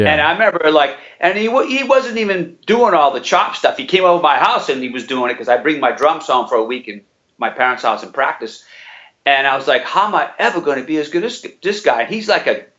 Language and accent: English; New Bedford, Massachusetts, United States; also born or lived in Acushnet, Massachusetts; now in Vermont, United States; I'm from this little town of Cushnet, but I mean, New Bedford was like, and I grew up in New Bedford and was born in New Bedford